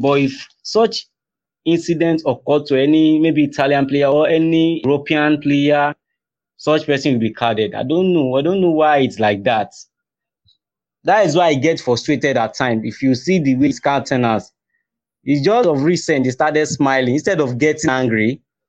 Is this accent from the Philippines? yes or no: no; Nigeria; We Nigerians